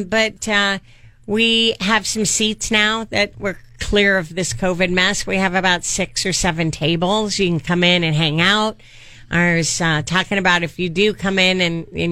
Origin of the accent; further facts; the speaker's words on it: Bay Area, California, United States; moved away as an adult; also born or lived in Paso Robles, California; I'm originally from the Bay Area